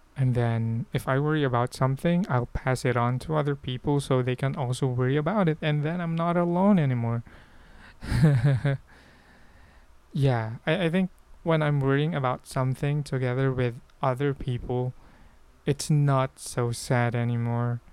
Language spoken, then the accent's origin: English; Philippines; I'm Filipino